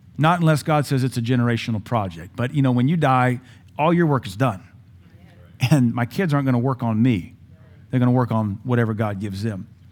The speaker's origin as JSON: {"language": "English", "region": "Louisiana", "country": "United States", "tie": "born or raised there", "said": "Growing up in Louisiana, we would spend summers in Tangipahoa Parish, a little town called Ameet."}